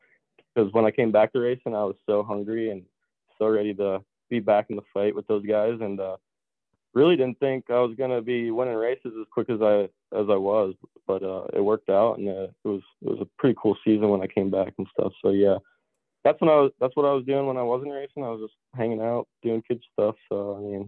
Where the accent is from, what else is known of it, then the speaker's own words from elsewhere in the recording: Pennsylvania, United States; also born or lived in Canada; once I had to go back to school, yeah, I was back in Pennsylvania full time